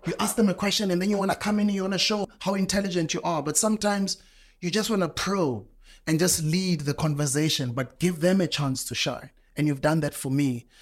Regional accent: South Africa; where I come from in my country, you know, South Africa

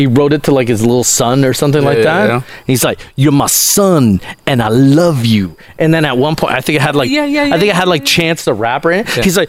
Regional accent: Cambridge, Ontario, Canada; We're buddies because we're both from the Toronto area. I'm going to say Cambridge is kind of like Toronto.

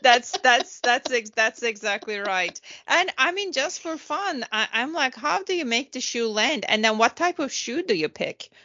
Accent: Turkey; moved away; I was growing up in Turkey

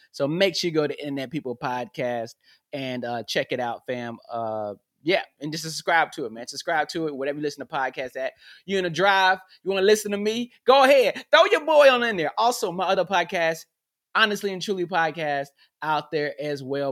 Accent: North Carolina, United States; now in Los Angeles, United States; I'm from the South I'm from North Carolina, man. When I was a kid, we played in grass

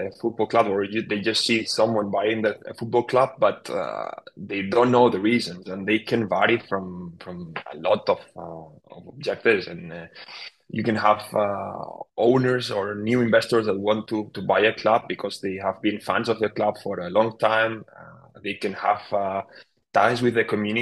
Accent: Barcelona, Catalonia, Spain; I followed my hometown club, FC Barcelona

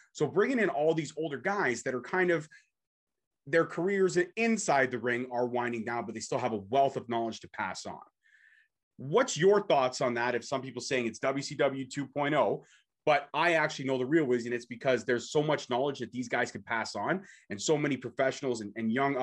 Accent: Toronto, Ontario, Canada; I'm from Toronto

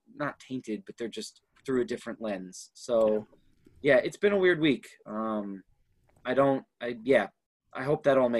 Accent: Minneapolis, Minnesota, United States; also born or lived in Baltimore, Maryland / Houston, Texas; I was born in Baltimore, Maryland. I lived in Houston for about 4 years before we moved up to the Twin Cities. So Twin Cities has always been home for me.

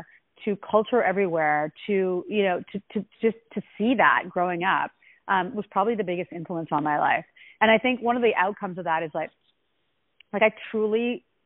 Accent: Ottawa, Ontario, Canada; I was born in Ottawa, Canada

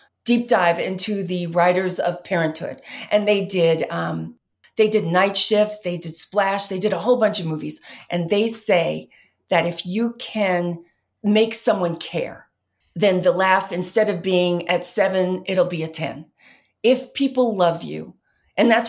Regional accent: New York, United States; I was raised in New York

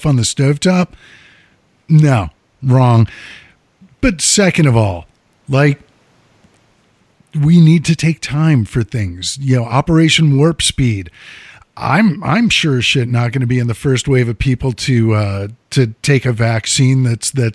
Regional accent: United States; I'm an American

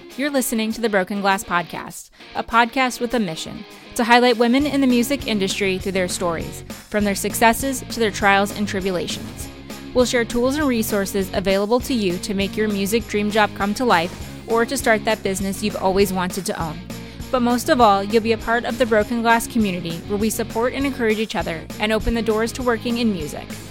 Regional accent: New Jersey, United States; moved away as an adult; now in Los Angeles, United States; I grew up in New Jersey

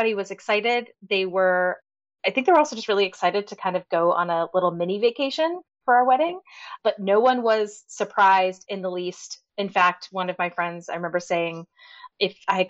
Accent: Massachusetts, United States; now in North Carolina, United States; we currently live in North Carolina. We are originally from Massachusetts.

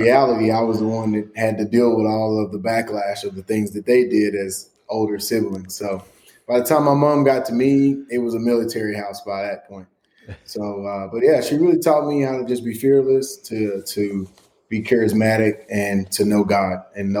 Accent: Chapel Hill, Texas, United States; born and raised in East Texas, east of Tyler, out in the country, Chapel Hill. So County Road 25.

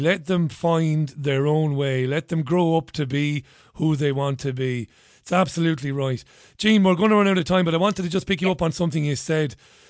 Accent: Ballybay, County Monaghan, Ireland; I grew up in Priory Lawn in Ballybay.

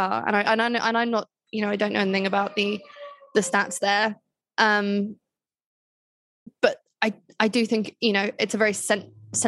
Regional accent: United Kingdom; now in Colombia; As a Brit

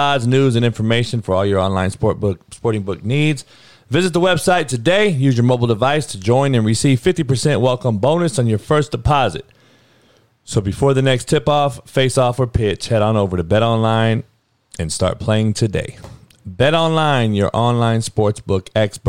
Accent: Compton, California, United States; growing up on the Compton College football fields

